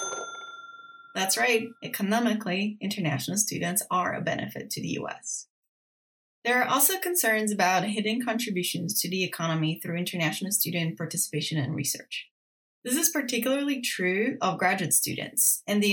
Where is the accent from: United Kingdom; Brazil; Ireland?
Brazil; moved away as an adult; now in United States; I was born and raised in Brazil